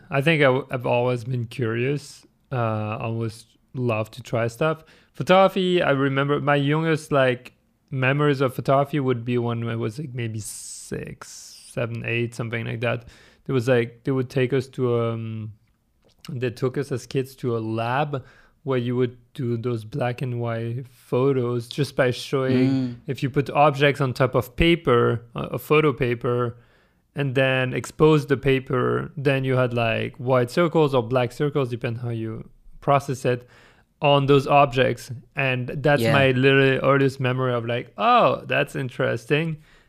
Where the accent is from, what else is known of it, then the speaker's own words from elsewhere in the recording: France; English is a second language; also born or lived in Germany; Yeah, I was born in France, but then I spent like 10 years in Germany growing up, from my youngest childhood until like beginning of teenagehood. And then I moved back to France